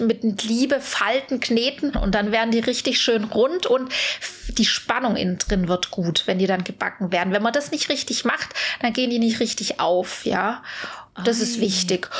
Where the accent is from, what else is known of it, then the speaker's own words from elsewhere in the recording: Swabia, Germany; ich bin ja Schwabe